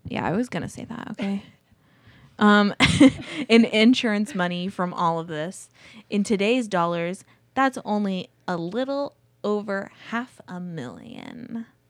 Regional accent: Azusa, California, United States; I grew up in Azusa, California

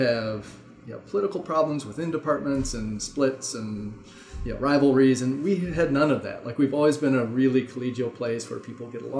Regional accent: Midwest, United States; also born or lived in Indiana / Durham, North Carolina; now in Madison, United States; I grew up in the Midwest. I went in Indiana, went to undergrad at Indiana

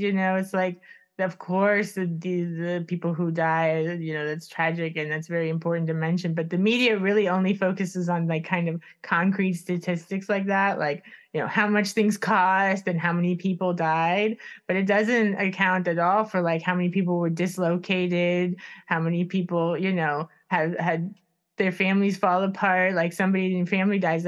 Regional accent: United States; moved away as an adult; also born or lived in Stockholm, Sweden; now in Sweden; I am American

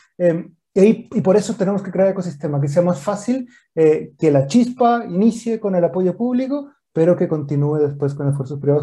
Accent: northern Mexico, Mexico; moved away as an adult; now in Chile; soy nacido y creado en México. Yo nací en, el norte de México

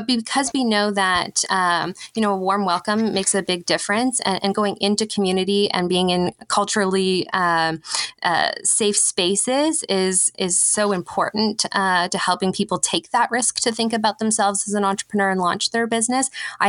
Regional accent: Manitoba, Canada; now in Ottawa, Canada; I hail from Treaty 5 territory in Manitoba, where my family is from.

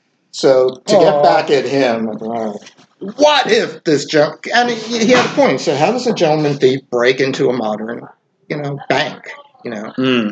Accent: Long Island, New York, United States; I grew up on Long Island

